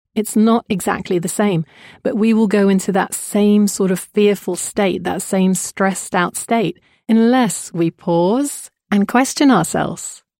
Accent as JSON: {"language": "English", "country": "Jordan", "tie": "born or raised there", "said": "I was brought up in Jordan, to a mother who is British and a father who is Jordanian of Kurdish origin."}